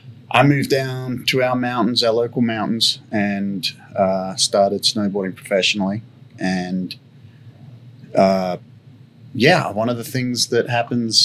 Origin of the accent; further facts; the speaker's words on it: Sydney, New South Wales, Australia; moved away as an adult; now in United States; I grew up in Australia, a suburb outside of Sydney. Grew up, did schooling there